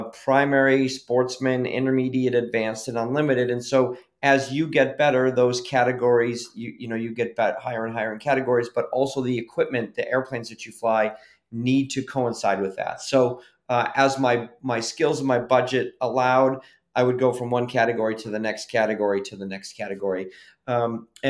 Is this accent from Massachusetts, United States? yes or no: yes; just outside of Boston, Massachusetts, United States; I grew up just outside of Boston, Massachusetts